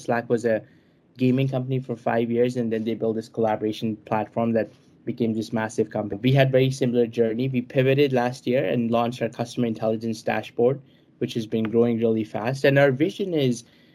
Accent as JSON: {"language": "English", "town": "New Delhi", "region": "Delhi", "country": "India", "tie": "born or raised there", "said": "I was born in New Delhi"}